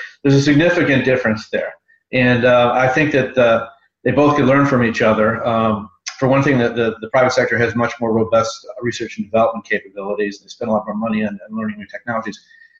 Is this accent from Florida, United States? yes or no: no; Chicago, Illinois, United States; moved away as an adult; also born or lived in Washington, D.C.; I'm from Chicago, but I came out to Washington, D.C. like everyone else to start a career